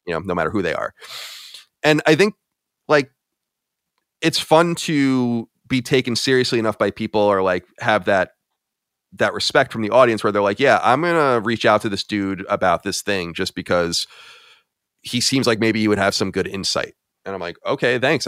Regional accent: Long Island, New York, United States; moved away as an adult; also born or lived in Boston; I was born and raised on Long Island, New York

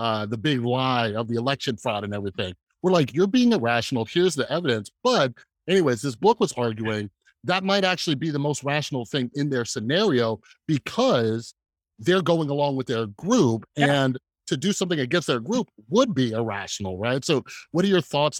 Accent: Las Vegas, Nevada, United States; also born or lived in Southern California, United States; Now I've been living in Las Vegas for most of my life

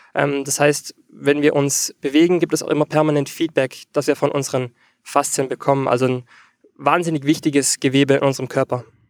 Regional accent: Austria; ich komme aus Österreich

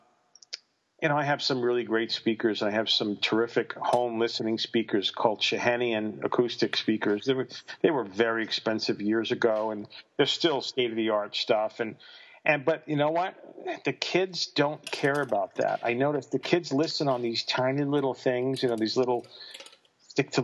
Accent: North Massapequa, New York, United States; moved away as an adult; also born or lived in Queens / Los Angeles; I was born in Queens, but I wasn't raised there. We lived out on the island in the suburbs. And I grew up in Massapequa, or actually technically North Massapequa, Long Island

